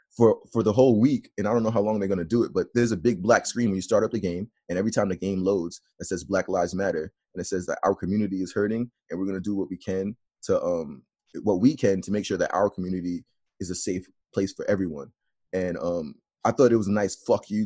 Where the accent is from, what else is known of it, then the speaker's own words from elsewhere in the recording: New York, United States; I'm from New York. We've been on lockdown for a while now. I'm here right now in Brooklyn